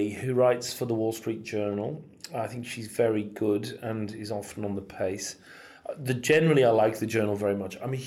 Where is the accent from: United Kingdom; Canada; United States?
United Kingdom; Cumberland, North West England; I'm a Cumbrian. I'm from Cumberland